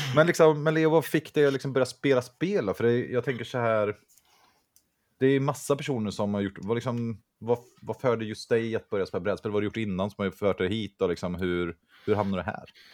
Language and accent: Swedish; Vänersborg, Västra Götaland, Sweden; jag kommer från Vänersborg